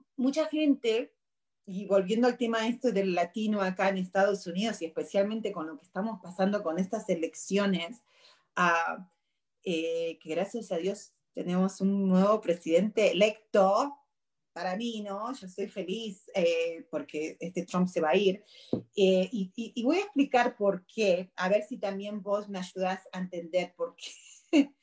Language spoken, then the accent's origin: Spanish; Argentina; now in United States; yo soy argentina